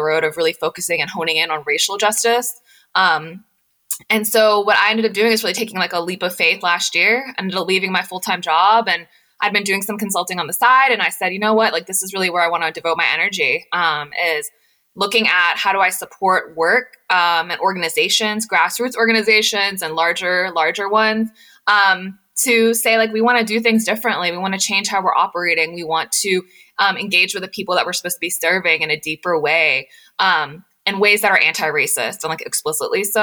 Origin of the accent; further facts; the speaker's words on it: Knoxville, Tennessee, United States; moved away as an adult; also born or lived in Washington, D.C. / Nashville; I grew up in a really close-knit South Asian community in East Tennessee